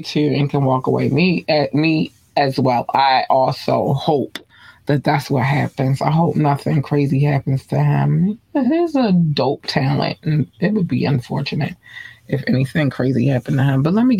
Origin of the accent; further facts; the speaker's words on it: Baltimore, Maryland, United States; But I'm from Baltimore. This happens. this happens. I don't care where you live at in Baltimore.